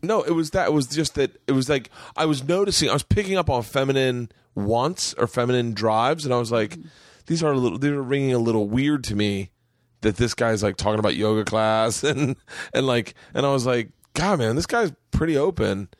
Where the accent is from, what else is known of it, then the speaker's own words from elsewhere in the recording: Florida, United States; I grew up in Florida